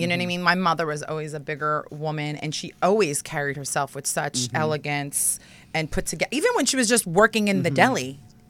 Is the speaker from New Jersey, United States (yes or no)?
yes; New Jersey, United States; I'm a Jersey girl.